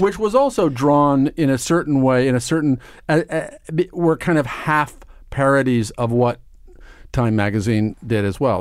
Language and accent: English; Omaha, Nebraska, United States; moved away as an adult; now in New York, United States; I grew up in Omaha, Nebraska